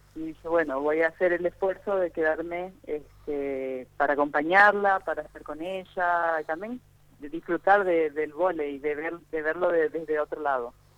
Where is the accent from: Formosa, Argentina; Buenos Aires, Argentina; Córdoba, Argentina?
Formosa, Argentina; now in Rio de Janeiro, Brazil